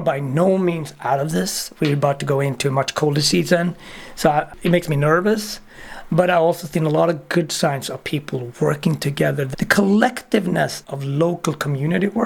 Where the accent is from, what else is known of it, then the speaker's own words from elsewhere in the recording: Sweden; moved away as an adult; also born or lived in Ethiopia; now in United States; being a Swede and becoming American